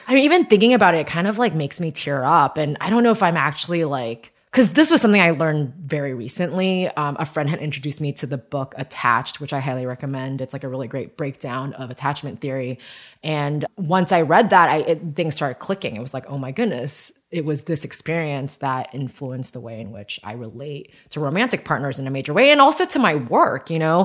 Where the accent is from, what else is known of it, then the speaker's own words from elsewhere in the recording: Taiwan; moved away; also born or lived in United States; I was born in Taiwan. My parents had me in Taiwan and then they went to grad school. And so from zero, in, in America, and so from zero to five, my grandparents raised me.